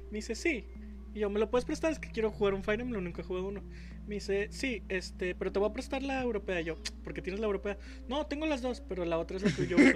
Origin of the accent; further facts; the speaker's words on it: Mexico; como somos eh, mexicanos y orgullosos